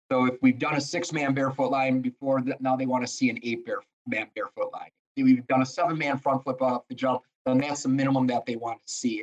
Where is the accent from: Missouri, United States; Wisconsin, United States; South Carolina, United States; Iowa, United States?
Wisconsin, United States; Lake Sherwood; growing up on Lake Sherwood